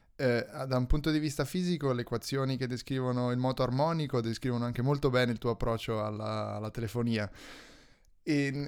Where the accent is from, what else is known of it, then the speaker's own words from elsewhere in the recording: central Italy, Italy; vengo dall'unica città centrale dell'Italia centrale